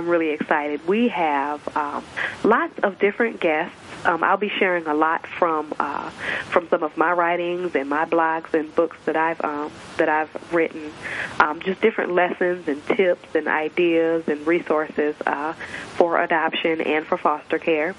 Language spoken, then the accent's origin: English; Michigan, United States; I am born and raised in Michigan.